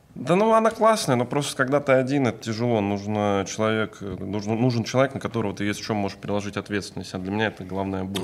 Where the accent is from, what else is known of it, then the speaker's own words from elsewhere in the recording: Kovrov, Vladimir Oblast, Russia; moved away; я из Коврова, это рядом